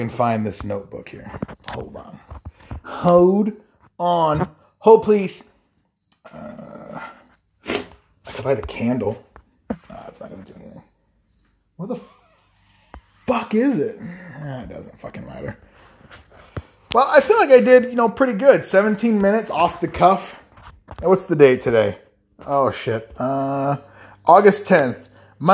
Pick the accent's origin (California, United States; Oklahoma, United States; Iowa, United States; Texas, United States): Iowa, United States; that I'm from Iowa